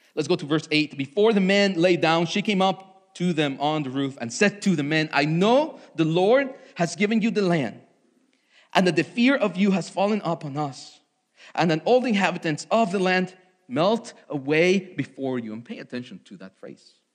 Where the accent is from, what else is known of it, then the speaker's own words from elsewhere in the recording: Mexico City, Mexico; moved away; I was born in Mexico City uh, to loving parents